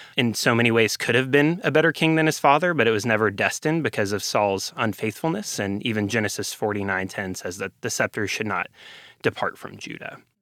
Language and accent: English; Ovilla, Texas, United States; I am a Texan through and through. I'm, uh, from a tiny town called Ovilla, Texas